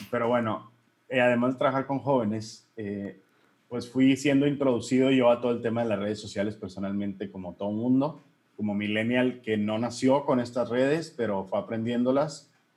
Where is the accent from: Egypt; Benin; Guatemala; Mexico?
Mexico; Hermosillo, Sonora; soy Hermosillo Sonora, legionario de Cristo